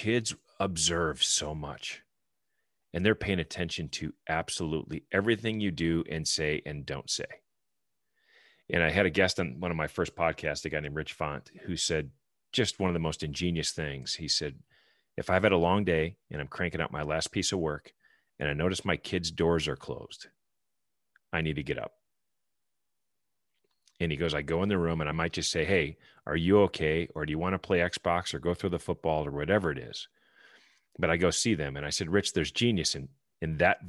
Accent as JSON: {"language": "English", "town": "Milwaukee", "region": "Wisconsin", "country": "United States", "tie": "born or raised there", "said": "I was raised in Milwaukee"}